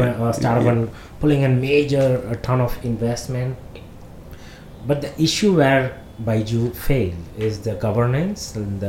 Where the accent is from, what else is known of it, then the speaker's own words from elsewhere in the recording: Madurai, Tamil Nadu, India; moved away; I am from Madurai